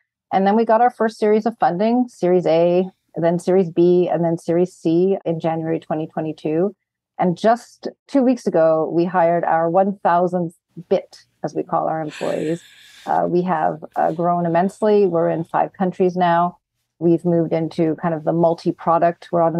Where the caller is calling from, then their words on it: Montreal, Quebec, Canada; I'm joining from beautiful city of Montreal in Canada.